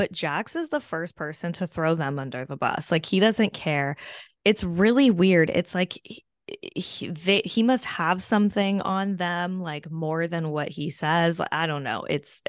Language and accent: English; Kentucky, United States; I'm a hillbilly from Kentucky.